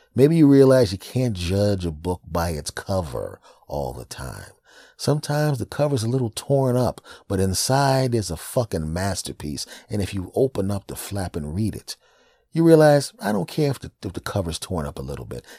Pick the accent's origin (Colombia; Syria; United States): United States; Pennsylvania; moved away as an adult; also born or lived in Los Angeles, California; my home state is Pennsylvania